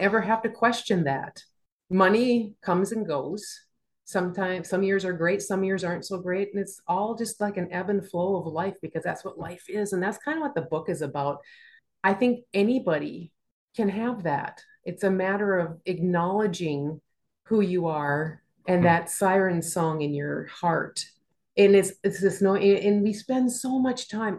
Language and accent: English; Minnesota, United States; growing up in Minnesota